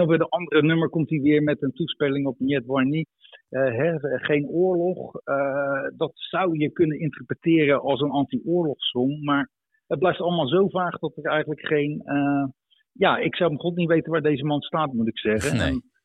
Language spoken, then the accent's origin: Dutch; Netherlands; moved away as an adult; also born or lived in Russia; now in Tver, Russia; in het dorp waar ik opgroeide geen buitenlanders. Dus we probeerde vooral Nederlands te leren.